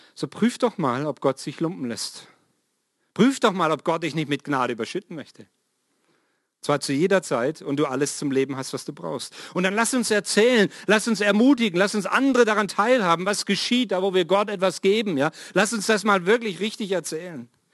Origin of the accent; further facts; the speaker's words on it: Swabia, Baden-Württemberg, Germany; moved away; ich bin im Schwabenland ja mal aufgewachsen